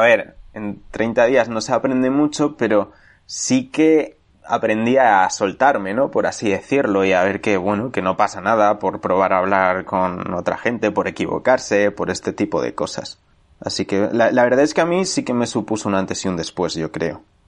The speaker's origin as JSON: {"language": "Spanish", "country": "Spain", "tie": "born or raised there", "also_born_or_lived": "London, United Kingdom", "moved": "as an adult", "said": "yo que había vivido toda la vida en mi pueblo de 500 habitantes"}